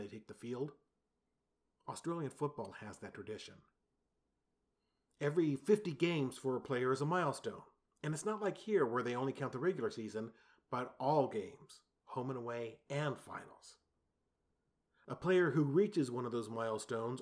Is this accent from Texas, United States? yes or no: yes; San Antonio, Texas, United States; the San Antonio Spurs, my hometown team